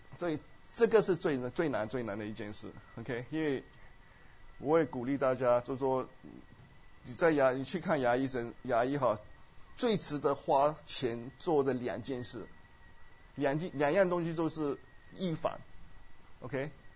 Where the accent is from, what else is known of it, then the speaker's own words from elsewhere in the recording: Myanmar; moved away; 我们在虽然在， 在缅甸长大，我在缅甸出生， 是很贫穷的国家